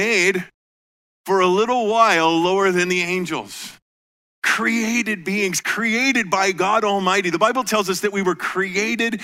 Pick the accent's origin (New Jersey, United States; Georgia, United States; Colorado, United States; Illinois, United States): Colorado, United States; moved away as an adult; also born or lived in Iowa; I grew up in Colorado and, you know, mile high air